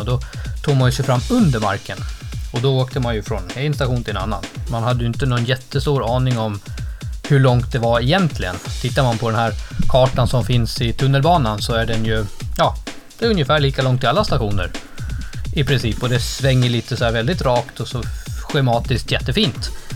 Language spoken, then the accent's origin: Swedish; Gotland, Sweden; på Gotland, där jag kommer från uppvuxen